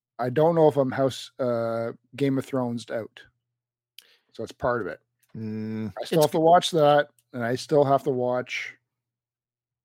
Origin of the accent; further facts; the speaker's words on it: Canada; we're Canadian